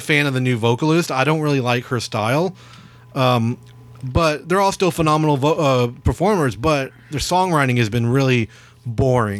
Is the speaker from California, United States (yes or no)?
no; Texas, United States; We're from Texas.